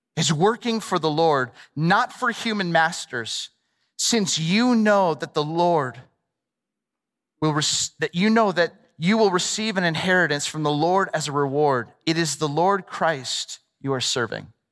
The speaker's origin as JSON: {"language": "English", "region": "Southern California", "country": "United States", "tie": "born or raised there", "said": "I grew up in Southern California"}